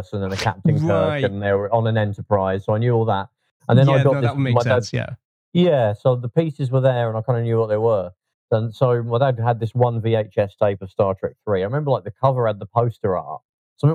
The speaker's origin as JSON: {"language": "English", "town": "Leicester", "region": "East Midlands", "country": "United Kingdom", "tie": "born or raised there", "moved": "yes", "lives_now": "London, United Kingdom", "said": "I was growing up in Leicester in those days, that's where I'm from originally"}